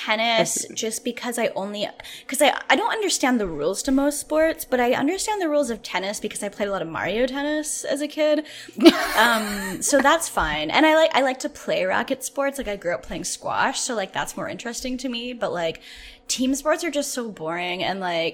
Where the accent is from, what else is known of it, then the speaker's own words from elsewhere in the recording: Canada; I'm Canadian